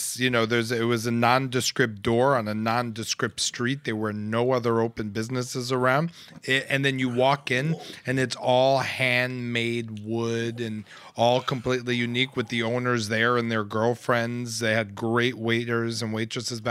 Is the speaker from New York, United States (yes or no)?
yes; New York, United States; I was born in Mount Sinai Hospital